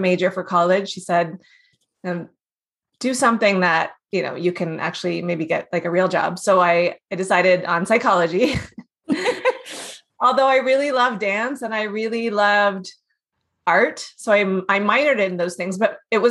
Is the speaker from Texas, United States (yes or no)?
yes; Houston, Texas, United States; also born or lived in South Africa; I grew up in Houston